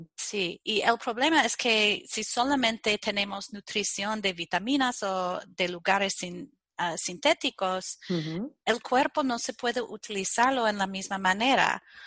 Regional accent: Chicago, Midwest, United States; Spanish is a second language; soy ah, de los Estados Unidos nací en el Medio Oeste y ah, vivía en Chicago

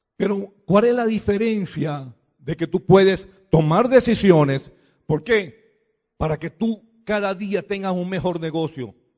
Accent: Venezuela; Nosotros venimos de Venezuela

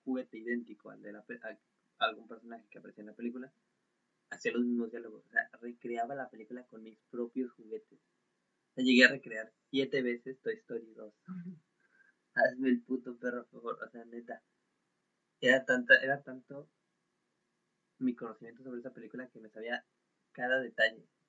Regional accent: Mexico; Soy un Juan Carlos Bodoque mexicano

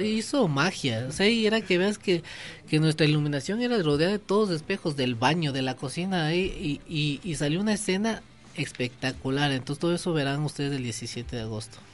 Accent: Ecuador; nosotros creo que debemos creer como ecuatorianos

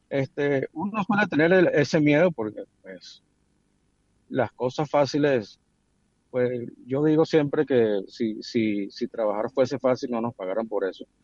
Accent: Venezuela; somos nosotros los venezolanos

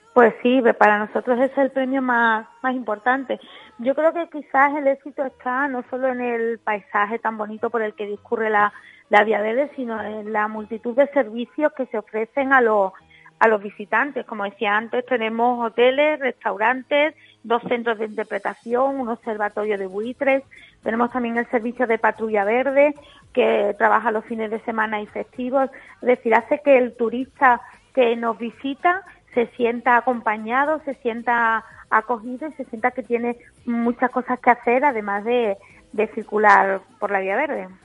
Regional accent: Coripe, Andalusia, Spain; yo que soy de Coripe

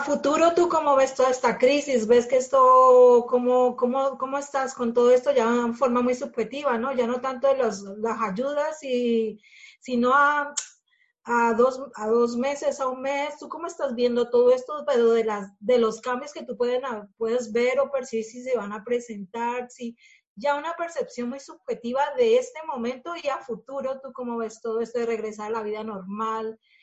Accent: Colombia; moved away as an adult; now in Spain; Estela y yo somos colombianas

